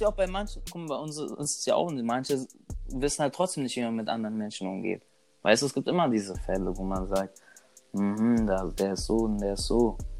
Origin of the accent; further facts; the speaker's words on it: Germany; ich bin hier geboren